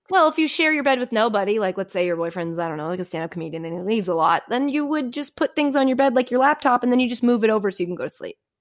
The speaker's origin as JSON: {"language": "English", "town": "Framingham", "region": "Massachusetts", "country": "United States", "tie": "born or raised there", "also_born_or_lived": "New York area", "moved": "as an adult", "lives_now": "New Jersey, United States", "said": "that's where I'm from"}